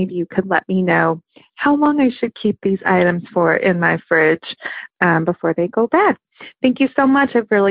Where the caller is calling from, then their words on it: Oakland, California, United States; I'm calling from Oakland, California.